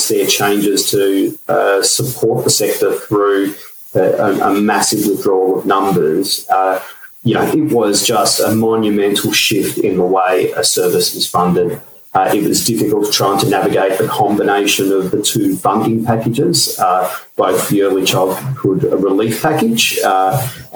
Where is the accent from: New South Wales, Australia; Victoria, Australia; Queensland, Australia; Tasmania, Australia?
Victoria, Australia; my home state of Victoria